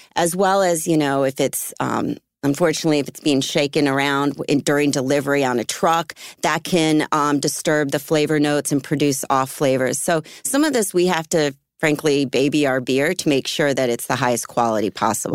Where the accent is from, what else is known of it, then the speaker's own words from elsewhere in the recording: Philadelphia, Pennsylvania, United States; moved away; I grew up in Philly area, um, when I was younger